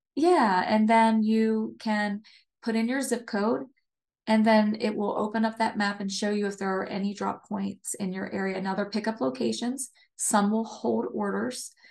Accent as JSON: {"language": "English", "area": "near Hershey", "region": "Pennsylvania", "country": "United States", "tie": "born or raised there", "said": "I grew up, uh, I grew up on the East Coast near, um, Hershey, Pennsylvania."}